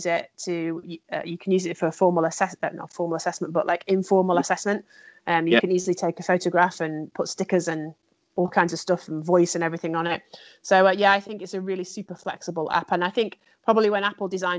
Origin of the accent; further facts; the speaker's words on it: Lancashire, North West England, United Kingdom; moved away; I'm from Lancashire